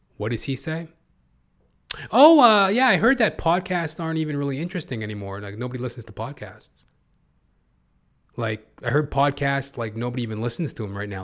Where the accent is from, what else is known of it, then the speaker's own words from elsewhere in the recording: Edmonton, Alberta, Canada; now in Toronto, Canada; I'm from Canada, originally from Edmonton, Alberta